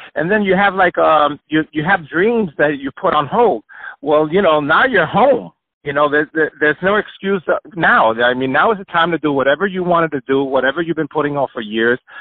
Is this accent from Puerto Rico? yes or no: yes; Puerto Rico; also born or lived in New York; I was born in New York, and but I was raised in Puerto Rico